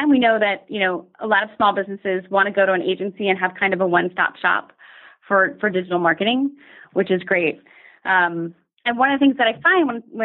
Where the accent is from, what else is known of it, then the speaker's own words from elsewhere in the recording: Dallas, Texas, United States; moved away; I'm originally from Dallas